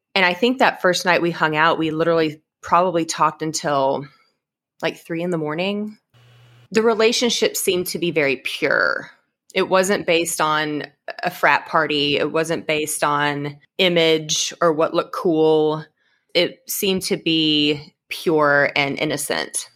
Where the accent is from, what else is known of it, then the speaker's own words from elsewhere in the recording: Edmond, Oklahoma, United States; also born or lived in Stillwater, Oklahoma / Enid, Oklahoma; growing up in Edmonds my whole life, going to college in Stillwater, living in Enid for a while. Um, I was just Oklahoma born and bred